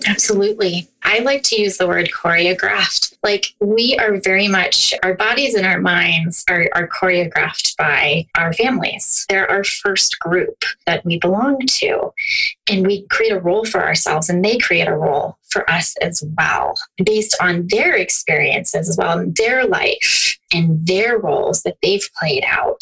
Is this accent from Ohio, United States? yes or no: yes; Youngstown, Ohio, United States; I'm from the um, Youngstown Warren area